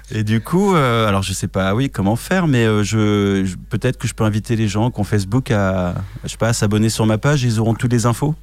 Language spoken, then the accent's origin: French; France; je suis un Français hein, qui n'a pas un accent exceptionnel euh, en anglais.